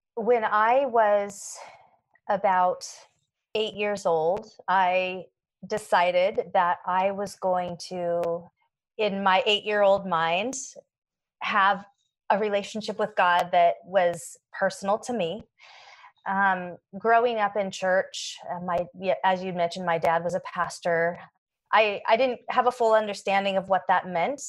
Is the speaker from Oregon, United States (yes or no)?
yes; Portland, Oregon, United States; also born or lived in Atlanta, Georgia / Washington / Spokane, Washington; I was born in Atlanta, Georgia, but when I was 1, my family moved up to Portland, Oregon and spent uh, pretty much all my growing up years in the Pacific Northwest between Oregon and Washington.